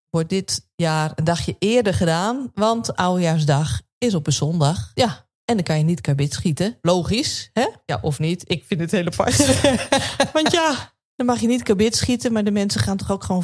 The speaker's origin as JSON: {"language": "Dutch", "town": "Nijkerk", "region": "Gelderland", "country": "Netherlands", "tie": "born or raised there", "moved": "yes", "lives_now": "Friesland, Netherlands", "said": "als ik hier in Friesland vertel dat ik uit Nijkerk kom, dan zeggen ze, oh, Bijbelbelt"}